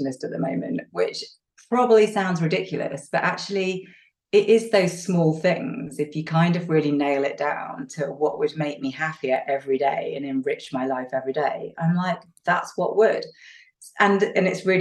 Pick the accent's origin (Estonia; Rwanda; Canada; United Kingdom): United Kingdom; the north of England; I'm English and Northern English